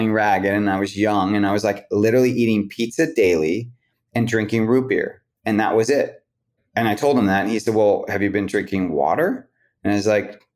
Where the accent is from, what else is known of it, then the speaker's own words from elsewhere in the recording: West Coast, United States; I'm from the West Coast